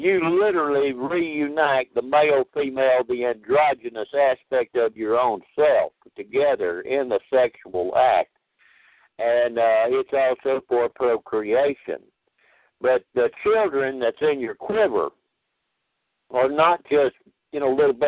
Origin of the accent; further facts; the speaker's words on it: DeRidder, Louisiana, United States; my hometown in DeRidder